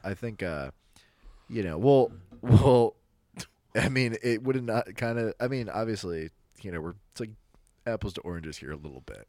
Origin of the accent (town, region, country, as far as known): United States